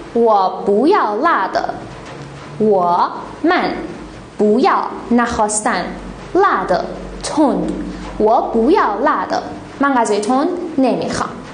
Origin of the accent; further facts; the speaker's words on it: Iran; به عنوان یک ایرانی اصیل